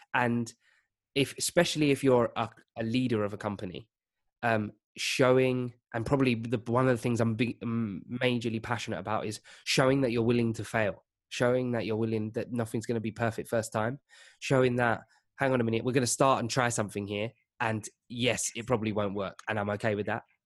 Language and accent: English; Essex, outskirts of East London, East of England, United Kingdom; I grew up in East London. Well, um, on the outskirts, so Essex.